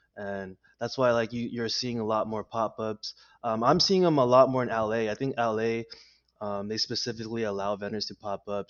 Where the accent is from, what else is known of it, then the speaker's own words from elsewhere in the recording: La Puente, California, United States; first language Spanish; English is a second language; also born or lived in West Covina, California; I was born in Los Angeles, California, in West Covina. Um, I grew up in La Puente